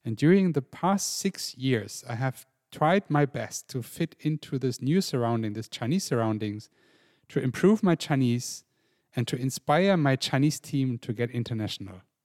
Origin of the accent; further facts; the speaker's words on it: Germany; I grew up in an international family in Germany with a mum from Ireland